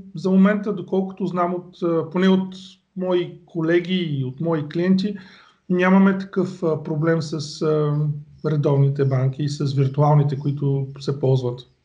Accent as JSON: {"language": "Bulgarian", "country": "Bulgaria", "moved": "yes", "lives_now": "England, United Kingdom", "said": "ние сме си българи"}